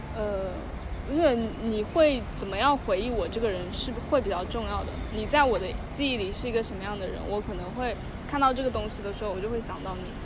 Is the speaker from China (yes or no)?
yes; China; 我们中国人